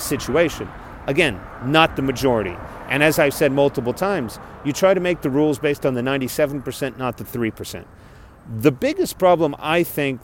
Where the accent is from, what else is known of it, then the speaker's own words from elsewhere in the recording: South Texas, United States; moved away as an adult; Growing up in South Texas